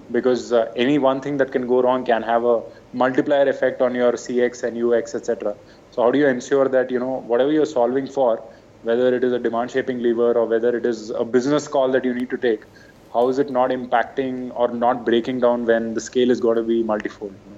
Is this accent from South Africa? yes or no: no; Bangalore, Karnataka, India; I was from Bangalore, so very different upbringing, very different culture